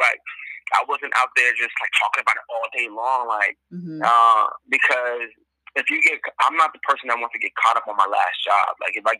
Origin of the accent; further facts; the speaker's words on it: Boston, Massachusetts, United States; now in Los Angeles, United States; I'm from Boston. I hail from Boston, Massachusetts. Currently residing in L.A.